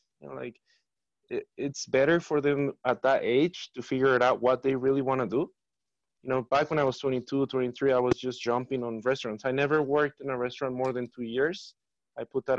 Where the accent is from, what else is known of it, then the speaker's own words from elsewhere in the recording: Mexico City, Mexico; now in Denver, United States; growing up in Mexico City